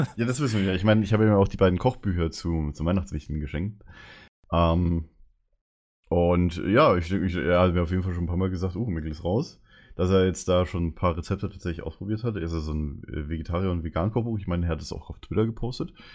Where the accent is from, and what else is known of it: Bavaria, Germany; moved away